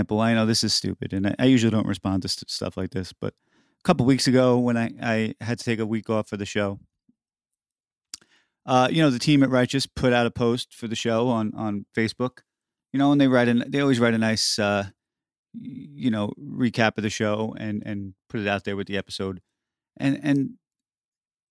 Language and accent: English; New York City, New York, United States; I grew up in New York City